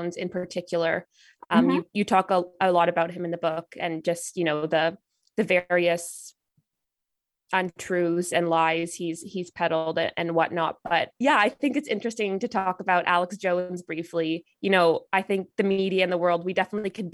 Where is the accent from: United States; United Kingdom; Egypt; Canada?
Canada; me being Canadian